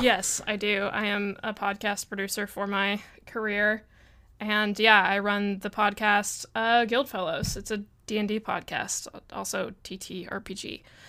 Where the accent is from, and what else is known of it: Springfield, Missouri, United States; born or raised there